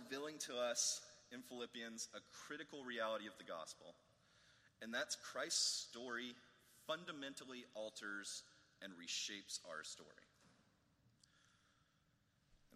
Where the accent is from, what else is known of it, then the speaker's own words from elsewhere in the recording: United States; he could have identified me as an American